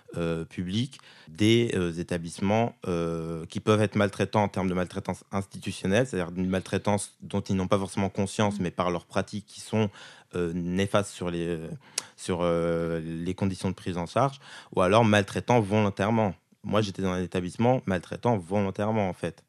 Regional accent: Val-de-Marne, Île-de-France, France; j'ai toujours vécu avec mes parents depuis ma naissance en 93 jusqu'à mes 7 ans. Euh, dans le Val-de-Marne

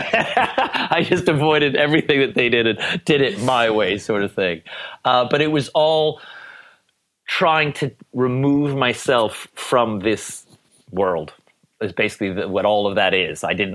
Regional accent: Edmonton, Alberta, Canada; moved away as an adult; also born or lived in Toronto / London; now in Ibiza, Spain; I moved from Edmonton to Toronto when I was 18

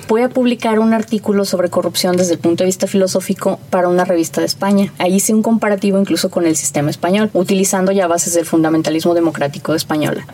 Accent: Mexico; como mexicanos

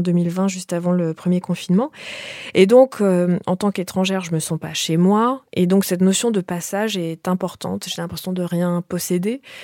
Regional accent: Canada; moved away as an adult; now in France; j'ai quitté le Canada il y a bientôt 20 ans

